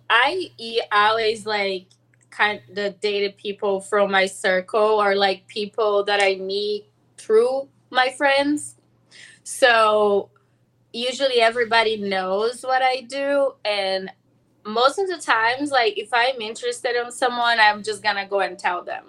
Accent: São Paulo, Brazil; now in Los Angeles, United States; I'm from Sao Paulo.

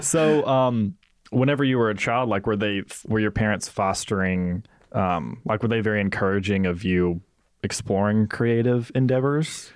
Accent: Mississippi, United States; we are both from Mississippi.

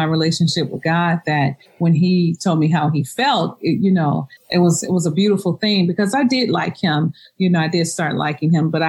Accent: Chicago, Illinois, United States; moved away; I'm from Chicago and my husband's from Atlanta

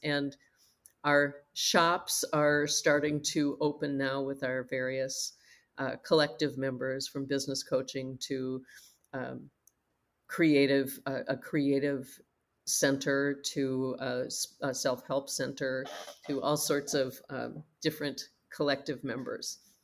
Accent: Minnesota, United States; We're from Minnesota. It's very cold here in the winter

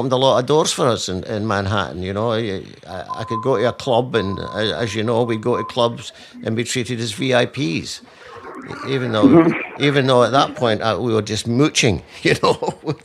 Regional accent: Scotland, United Kingdom; accent: Scottish; I spoke Scottish to you

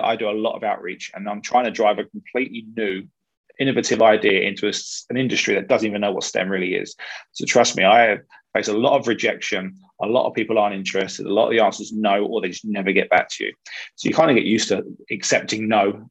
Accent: London, United Kingdom; I was born in Hammersmith, so 1.5, 2 miles from the ground.

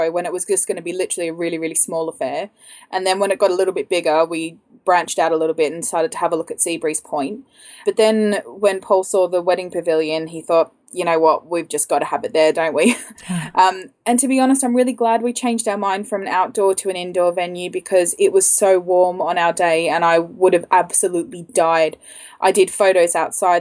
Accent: Australia; now in London, United Kingdom; I'm Australian and I live in London

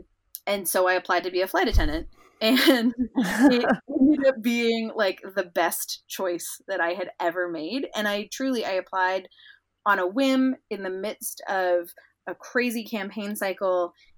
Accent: London, United Kingdom; also born or lived in Indonesia / United States; So I was born in the U.S., but I grew up in London and Indonesia because of the academic work that my mom was doing during my childhood.

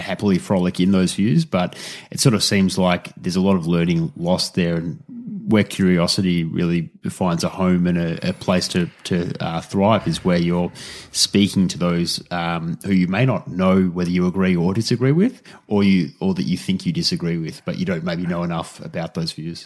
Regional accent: Australia; as an Australian

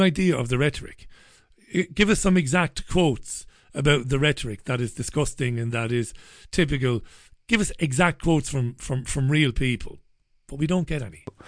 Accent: Ireland; moved away as an adult; now in United Kingdom; I'm an Irish man living in U, the U K. I'm an economic migrant

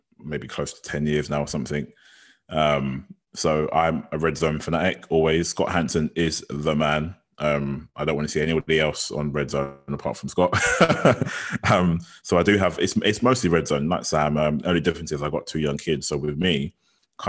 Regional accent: London, United Kingdom; I'm from North London

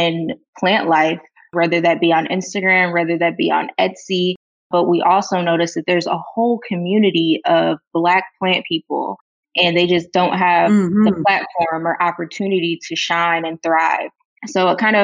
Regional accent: Chesterfield, Michigan, United States; I lived growing up in Chesterfield, Michigan, which is about 45 minutes away from the city of Detroit.

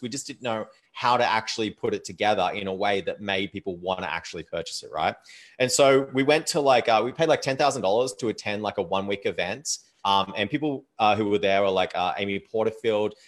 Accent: Australia; moved away as an adult; also born or lived in Thailand; now in Canada; Like I live in Canada now, um, but I am Australian

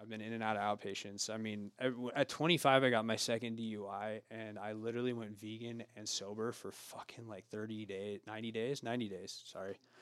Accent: Oregon, United States; now in Truckee, United States; I was born in Oregon

